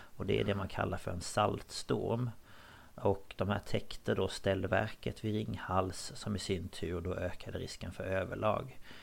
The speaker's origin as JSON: {"language": "Swedish", "area": "Småland, near the border of Skåne", "region": "Kronoberg County", "country": "Sweden", "tie": "born or raised there", "said": "jag är ju uppväxt på gränsen till Skåne"}